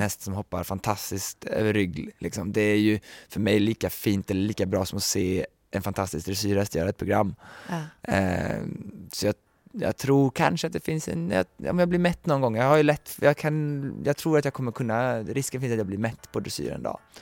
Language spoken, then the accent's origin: Swedish; Sweden; moved away as an adult; Jag har ju bara varit hemma i Sverige här i mindre än ett år nu